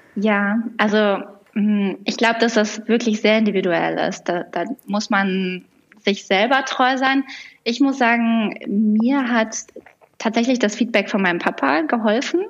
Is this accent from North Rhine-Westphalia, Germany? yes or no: yes; near Düsseldorf, North Rhine-Westphalia, Germany; moved away as an adult; also born or lived in Lisbon; now in Berlin, Germany; Ich komme ursprünglich aus der Nähe von Düsseldorf, aus NRW, ähm, und war da auch ziemlich lange. Also meine ersten über 30 Lebensjahre habe ich da verbracht